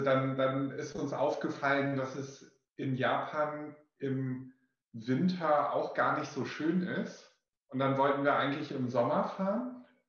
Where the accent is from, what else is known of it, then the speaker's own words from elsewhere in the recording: Wilhelmshaven, Lower Saxony, Germany; now in Hamburg, Germany; Ich aus Wilhelmshaven